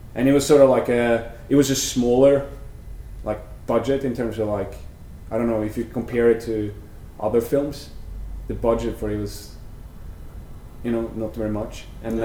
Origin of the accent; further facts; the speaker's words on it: Vestfold, Norway; moved away as an adult; also born or lived in Sandefjord, Norway; now in United States; I'm from Norway. I was born in a small country town called uh, Kodar, and uh, when I was maybe 13 or 14, we moved to the city Sandefjord. That's sort of where I grew up.